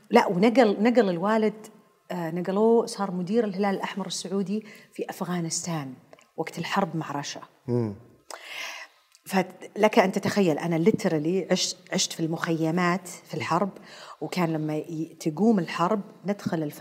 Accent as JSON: {"language": "Arabic", "town": "Karachi", "region": "Sindh", "country": "Pakistan", "tie": "born or raised there", "said": "آه، تحديدا في كراتشي عشان كذا تسولفين"}